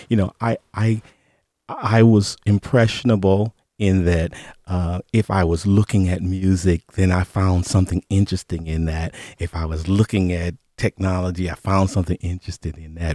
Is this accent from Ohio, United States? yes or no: yes; Cleveland, Ohio, United States; moved away; also born or lived in Detroit; I went back to my hometown of Cleveland